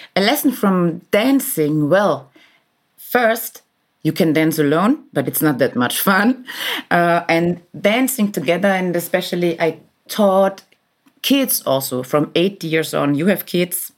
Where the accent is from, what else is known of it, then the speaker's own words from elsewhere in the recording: Vienna, Austria; moved away as an adult; now in Berlin, Germany; I was born in Vienna forty-six years ago.